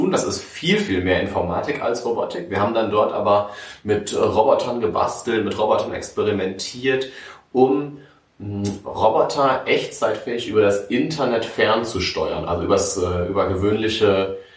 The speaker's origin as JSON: {"language": "German", "town": "Münster", "region": "North Rhine-Westphalia", "country": "Germany", "tie": "born or raised there", "said": "im schönen Hiltrup geboren und aufgewachsen. Bin dann nach der Schule nach Aachen gegangen, um zu studieren."}